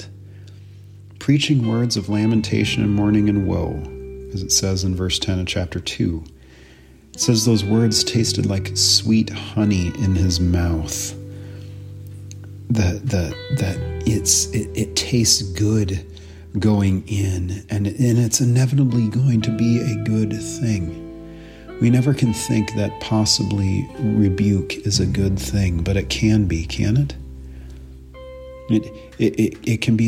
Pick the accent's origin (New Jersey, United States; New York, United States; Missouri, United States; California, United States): California, United States; Central Coast; moved away as an adult; also born or lived in northern Minnesota; I'm originally from California, grew up on the Central Coast, surfing, scuba diving, beach every day